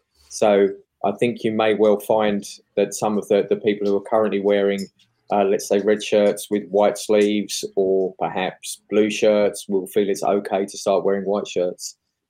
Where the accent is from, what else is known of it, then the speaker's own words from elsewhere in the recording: England, United Kingdom; now in Australia; I pay taxes. I have an Australian passport. I am English, though.